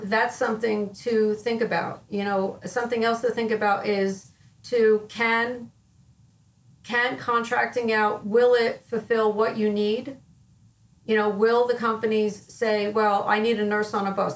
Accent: Wayne, New Jersey, United States; I grew up in Wayne, New Jersey, which is North Jersey, about probably about a half an hour away from New York City.

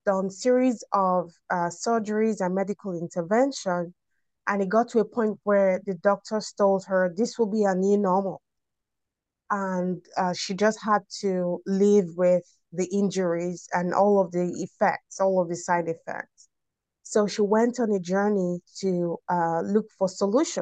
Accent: Nigeria; I'm from Nigeria

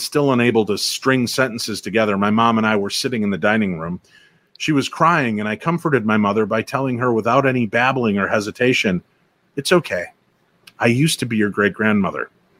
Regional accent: Germany; born or raised there

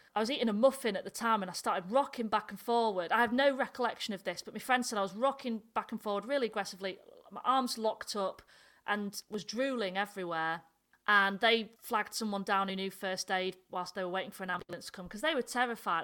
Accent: the north of England, United Kingdom; accent: northern; my northern accent

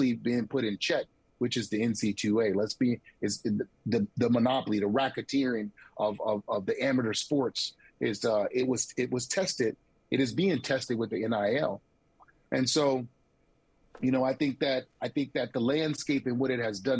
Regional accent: the South, United States; I'm from the South.

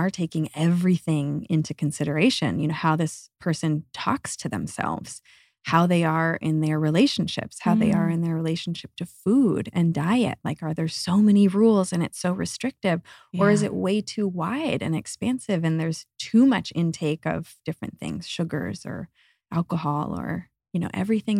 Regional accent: Northeast, United States; It was kind of a go, go, go, achieve, achieve mentality growing up in the Northeast.

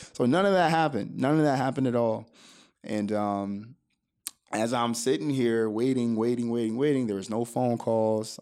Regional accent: Oak Hill, Florida, United States; also born or lived in Miami, Florida; a small town south of Daytona Beach called Oak Hill, Florida

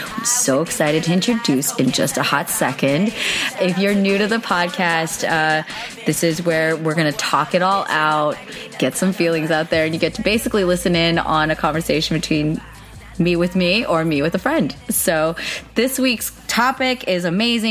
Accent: Pleasanton, California, United States; moved away as an adult; now in Los Angeles, United States; I grew up in the Bay and I now live in Los Angeles

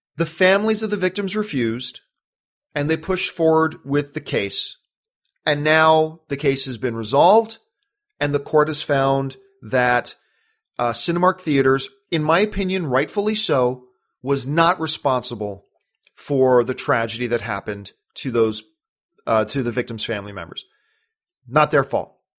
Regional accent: Canada; now in United States; as a Canadian

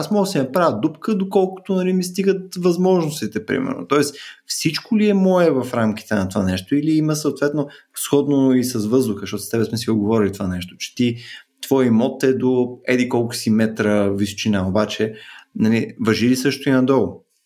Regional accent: Bulgaria; ние сме българи

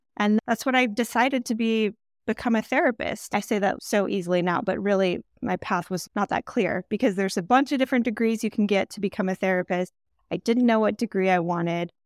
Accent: Michigan, United States; also born or lived in New York; now in California, United States; I'm from Michigan, I lived in New York also before moving to California

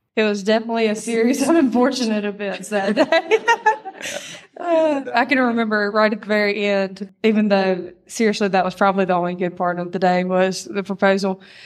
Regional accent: Mississippi, United States; I was raised here in Mississippi, um, just thirty minutes away

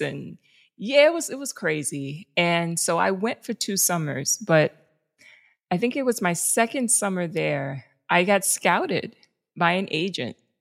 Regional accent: New York City, New York, United States; I grew up in the South Bronx

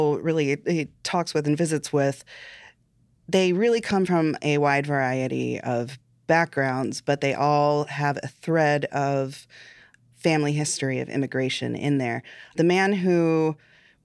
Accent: United States; as an American

